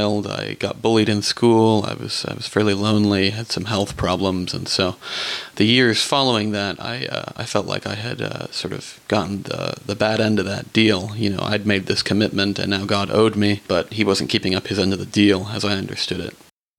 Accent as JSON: {"language": "English", "town": "Burbank", "region": "California", "country": "United States", "tie": "born or raised there", "said": "I was born and raised in Burbank, California."}